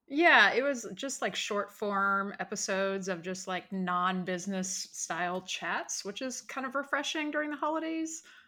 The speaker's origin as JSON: {"language": "English", "town": "Richmond", "region": "Virginia", "country": "United States", "moved": "as an adult", "lives_now": "California, United States", "said": "I'm originally from Richmond, Virginia."}